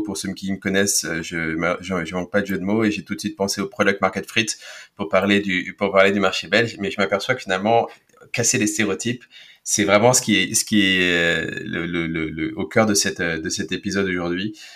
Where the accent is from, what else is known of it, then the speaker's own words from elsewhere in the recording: France; Je suis francophone et je suis je suis français, franco-allemand